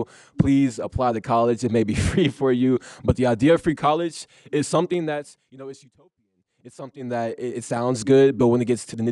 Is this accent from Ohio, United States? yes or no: no; Fort Bend, Texas, United States; I came from Fort Bend, where a lot of my friends were first generation Irani, first generation Pakistani